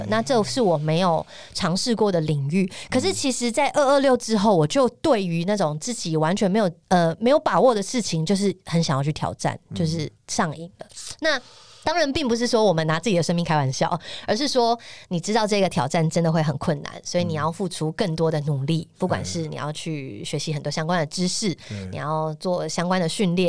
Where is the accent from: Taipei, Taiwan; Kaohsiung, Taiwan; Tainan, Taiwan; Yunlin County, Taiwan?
Tainan, Taiwan; 我在台南长大